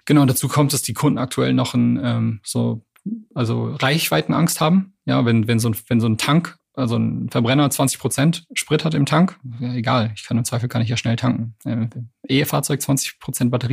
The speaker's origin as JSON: {"language": "German", "country": "Canada", "tie": "born or raised there", "moved": "yes", "lives_now": "Berlin, Germany", "said": "ich bin ja gebürtiger Kanadier."}